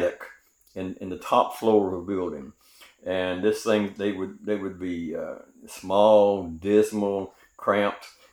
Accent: Greenville, South Carolina, United States; I grew up in Greenville, South Carolina, in the San Susie community on Bailey Street

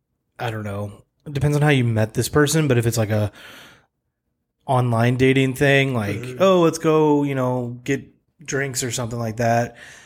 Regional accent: United States; I'm American.

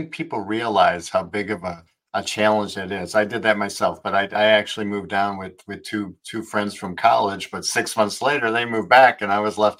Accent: Illinois, United States; moved away as an adult; also born or lived in Wisconsin; now in Florida, United States; Yeah, I'm from Wisconsin originally, grew up in Illinois.

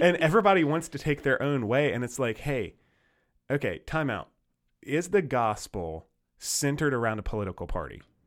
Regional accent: United States; we're American citizens

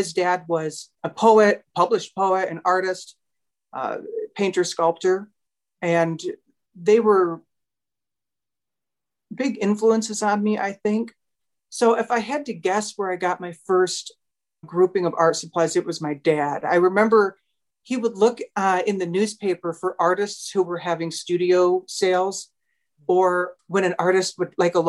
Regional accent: Owosso, Michigan, United States; my hometown, which is Owosso, Michigan

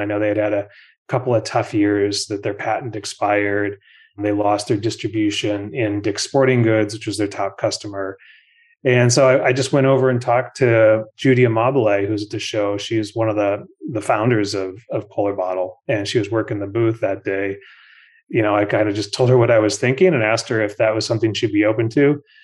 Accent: Minnesota, United States; moved away as an adult; also born or lived in New Jersey; growing up in Minnesota

